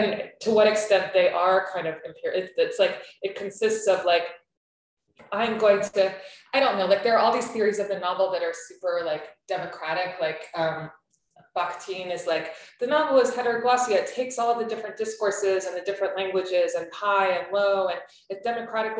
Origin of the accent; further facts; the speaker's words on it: United States; also born or lived in Turkey; partly from being American and also partly from being Turkish